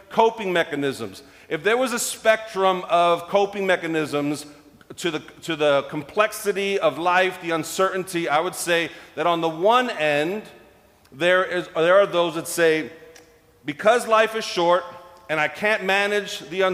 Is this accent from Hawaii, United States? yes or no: no; New York, United States; as a New Yorker